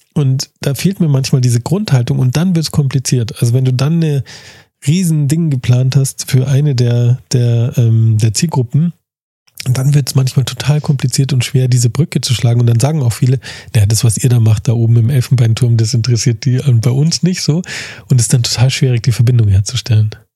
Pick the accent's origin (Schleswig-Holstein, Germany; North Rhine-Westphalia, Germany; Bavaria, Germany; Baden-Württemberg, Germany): Bavaria, Germany; Munich; also born or lived in Starnberg; ich bin ja Münchner, aber ich würde mich nie trauen, ähm, also geboren, born and raised in München